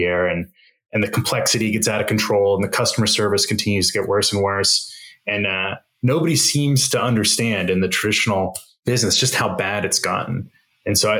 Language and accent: English; Arizona, United States; moved away as an adult; I grew up in Arizona, bounced around to the coasts for a couple schools